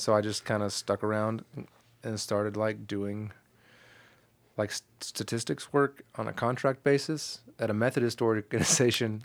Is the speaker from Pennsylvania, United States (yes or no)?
no; Kalamazoo, Michigan, United States; moved away as an adult; also born or lived in Chicago, Illinois; now in Nashville, United States; born in Chicago, so I claim Chicago. My whole family's from Chicago, and then I grew up in Southwest Michigan, which is halfway between Chicago and Detroit.